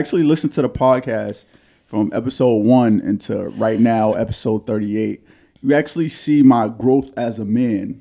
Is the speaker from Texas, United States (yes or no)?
no; New York City, New York, United States; an insecure young man growing up in Harlem